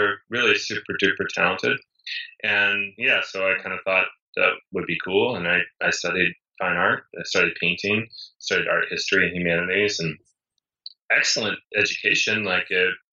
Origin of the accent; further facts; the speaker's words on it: East Coast, United States; moved away as an adult; also born or lived in New York; now in Los Angeles, United States; I grew up in the East Coast where it snowed a lot.